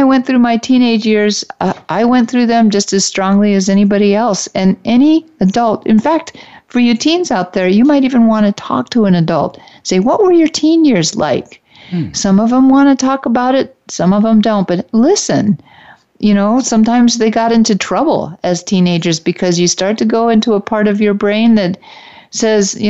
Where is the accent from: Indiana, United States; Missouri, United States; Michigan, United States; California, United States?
Michigan, United States; Detroit; I'm from the Detroit area, and we had a class trip to the top of one of the tallest buildings in Detroit